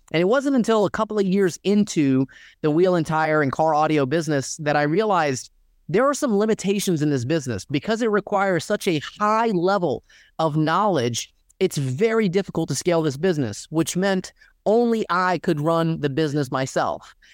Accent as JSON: {"language": "English", "town": "Dalton", "region": "Georgia", "country": "United States", "tie": "born or raised there", "said": "I grew up in Dalton, Georgia, predominantly Mexican town"}